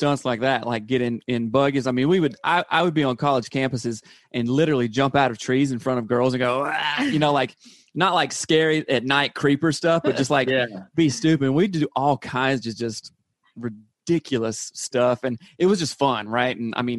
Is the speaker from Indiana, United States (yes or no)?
no; South Carolina, United States; I'm from South Carolina.